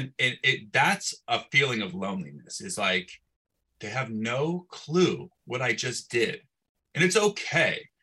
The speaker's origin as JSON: {"language": "English", "area": "Bay Area", "region": "California", "country": "United States", "tie": "born or raised there", "said": "I come back to my hometown. I'm in the Bay Area, smaller town"}